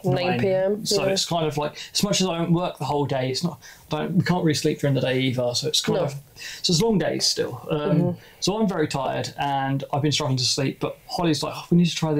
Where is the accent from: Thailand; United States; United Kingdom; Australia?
United Kingdom; Glasgow, Scotland; Are you including I'm from Glasgow.